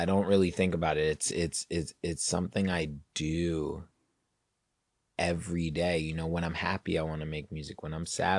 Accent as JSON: {"language": "English", "region": "Virginia", "country": "United States", "tie": "born or raised there", "said": "In Virginia."}